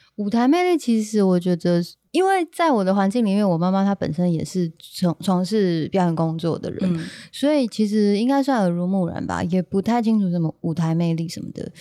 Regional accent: Kaohsiung, Taiwan; also born or lived in Taitung; 因为我们以前小时候算是在高雄长大这样

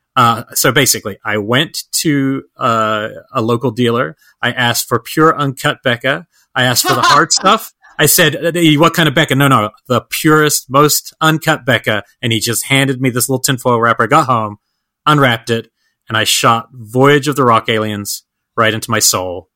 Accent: Georgia, United States; as a Georgian

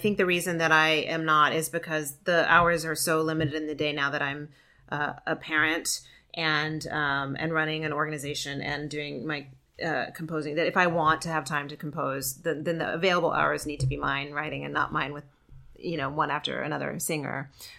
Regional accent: outside of Memphis, Tennessee, United States; also born or lived in Georgia; I'm from the South. Yeah. I grew up outside of Memphis.

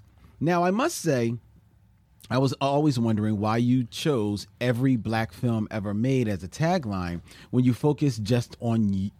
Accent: Guadeloupe; now in Paris, France; I'm from Guadeloupe, a small French island in the Caribbean. I've been living in Paris for nearly 15 years now, and I've decided to start my own podcast on Caribbean cinema, Caracurament.

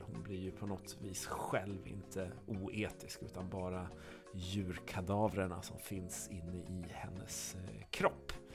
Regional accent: Skåne, Sweden; som skåning

